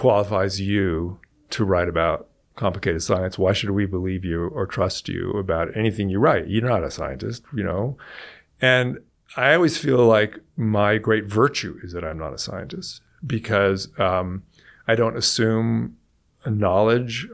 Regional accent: Silicon Valley, California, United States; I grew up in California and in Silicon Valley

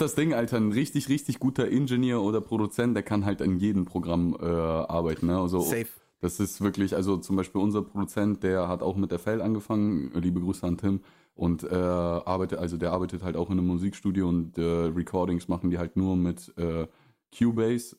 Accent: Russia; also born or lived in Oldenburg, Germany; now in Germany; aufgewachsen in Russland, dann hier in Deutschland in eine relative Kleinstadt äh, gekommen und hier nicht aufgewachsen

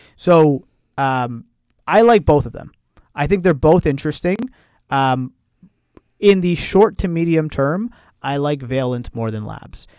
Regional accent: Canada; we're Canadian

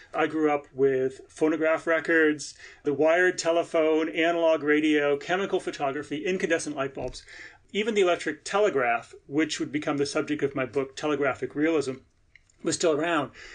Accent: United States; an American who teaches and writes about Victorian literature

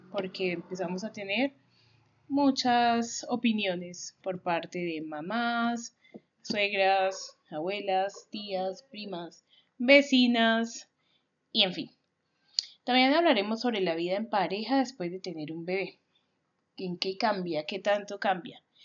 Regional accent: Colombia; nosotros somos una familia colombiana

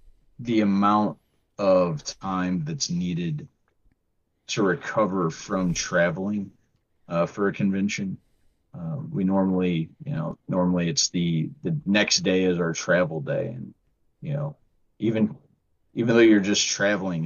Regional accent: St. Louis, Missouri, United States; moved away; We are from the St. Louis area

